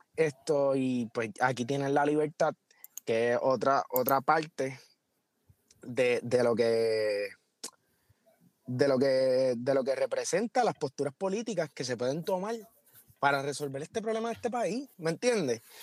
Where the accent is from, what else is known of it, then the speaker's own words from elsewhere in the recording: Puerto Rico; los puertorriqueños somos